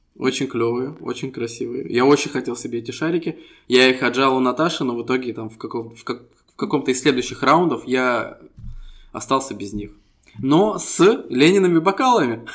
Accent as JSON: {"language": "Russian", "country": "Estonia", "said": "мы ребята из Эстонии"}